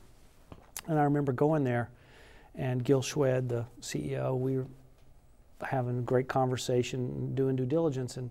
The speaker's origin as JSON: {"language": "English", "town": "Fort Worth", "region": "Texas", "country": "United States", "tie": "born or raised there", "also_born_or_lived": "Silicon Valley", "moved": "yes", "said": "I grew up in Fort Worth"}